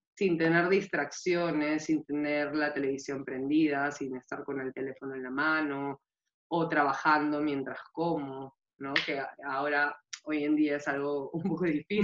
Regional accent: Peru; now in Spain; soy peruana

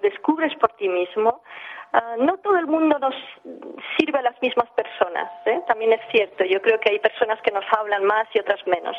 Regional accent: England, United Kingdom; nací en Inglaterra, eh, soy de, madre francesa, de padre catalán

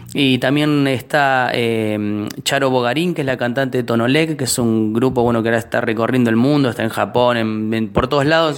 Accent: Hurlingham, Buenos Aires Province, Argentina; somos de Hurlingham

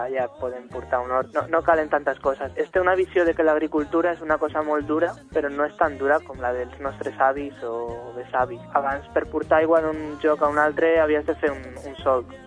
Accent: Madrid, Community of Madrid, Spain; now in Catalonia, Spain; Jo sóc de fora, sóc de Madrid

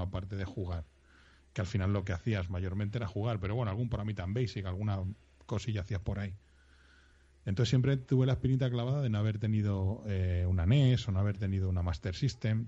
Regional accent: Madrid, Community of Madrid, Spain; Yo soy, iba a decir de Madrid, pero no, yo soy de Vallecas.

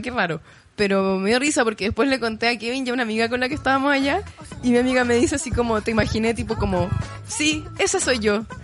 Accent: Chile

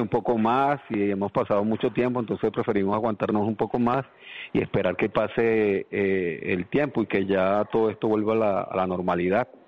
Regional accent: Venezuela; moved away as an adult; now in Andalusia, Spain; soy de Venezuela

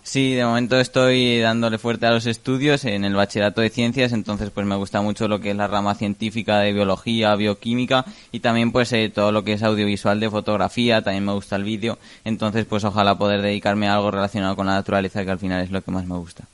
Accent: Jiloca Valley, Aragon, Spain; está toda la zona más del Valle del Giloca en la que pues el río Giloca y todo toda su ribera, que también hay muchos animales, aunque bueno, también luego ahora están transformando mucho el paisaje con todos los campos de cultivo, por ejemplo, también en mi pueblo están haciendo un paseo

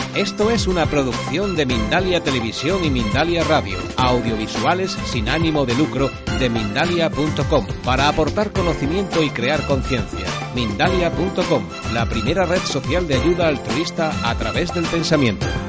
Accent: Tibet, China; Spanish is a second language; Tibetanos hablamos tibetano

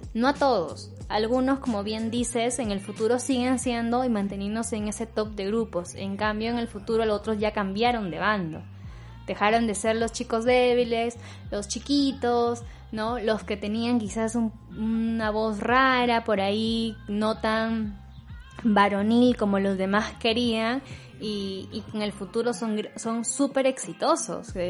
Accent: northern Peru, Peru; accent: northern (sing-song); En el caso de los norteños, eh, un rasgo típico que suele eh, identificarlos es el tono de la voz, que dicen que, que hablamos cantando

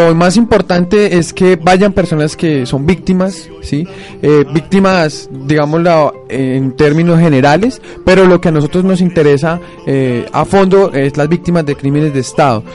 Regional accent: Cajamarca, Tolima, Colombia; Yo, soy de Cajamarca

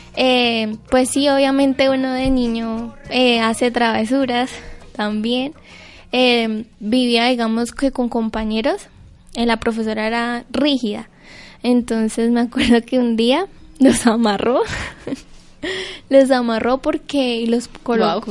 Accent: Cúcuta, Norte de Santander, Colombia; also born or lived in Santiago, Norte de Santander; Yo soy cucuteña, yo soy de la Universidad Francisco de Paula Santander, vivo en un pueblo en las afueras de Cúcuta que se llama Santiago

